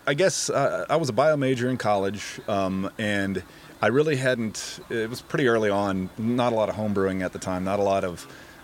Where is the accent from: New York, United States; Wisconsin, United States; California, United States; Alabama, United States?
Alabama, United States; also born or lived in Maryland / Pennsylvania / Minnesota; born in Maryland, raised in Alabama.